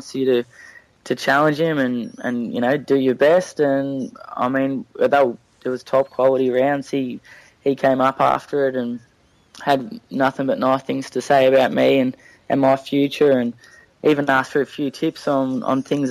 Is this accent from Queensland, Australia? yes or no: no; Melbourne, Victoria, Australia; we grew up mainly around Croydon, Moorabark area